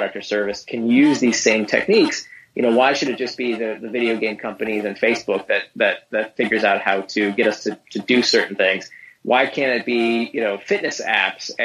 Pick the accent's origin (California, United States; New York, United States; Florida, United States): Florida, United States; Orlando; also born or lived in Israel; I grew up in Orlando. I was born in Israel.